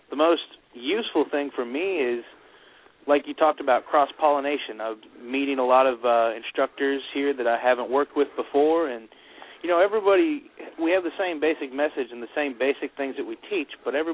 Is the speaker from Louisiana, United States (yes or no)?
yes; Lafayette, Louisiana, United States; I'm from Lafayette, Louisiana.